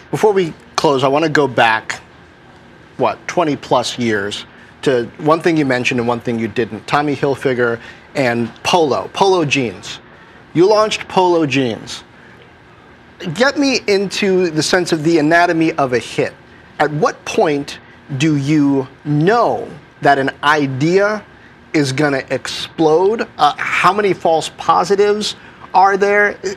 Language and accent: English; Washington, District of Columbia, United States; My hometown of Washington, D.C